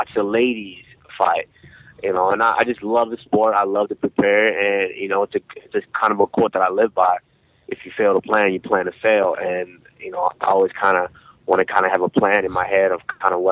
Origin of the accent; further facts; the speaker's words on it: Arlington, Texas, United States; also born or lived in Nigeria; I was about 7 years old when we immigrated here, and I was raised in Arlington, Texas